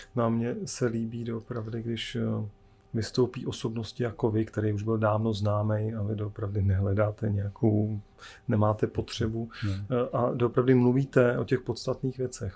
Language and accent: Czech; Czechia; jsme Češi